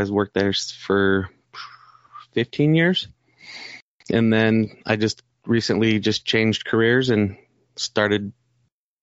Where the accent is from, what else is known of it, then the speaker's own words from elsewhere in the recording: Salt Lake City, Utah, United States; I was born here, raised in Salt Lake City